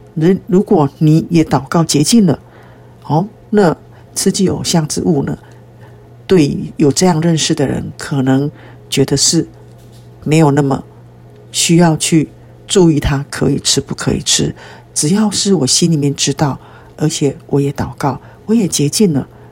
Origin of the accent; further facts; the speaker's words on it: Taiwan; 其实在台湾很多人，我们都是在拜偶像的环境中长大的。我们从小也是吃那几有相之物长大的